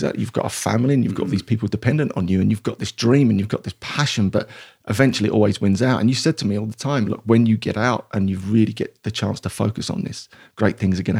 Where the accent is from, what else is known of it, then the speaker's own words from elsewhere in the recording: Dagenham, London, United Kingdom; So I grew up in East London, a place called Dagenham or Dargingham, if you want to be posh, because it's not very posh. It's very blue collar, working class, I guess humble beginnings, but I loved it there.